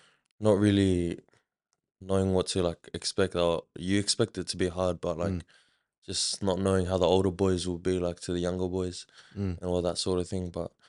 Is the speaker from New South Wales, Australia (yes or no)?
yes; Minto, New South Wales, Australia; So I grew up in Southwest Sydney in Minto, out near Campbelltown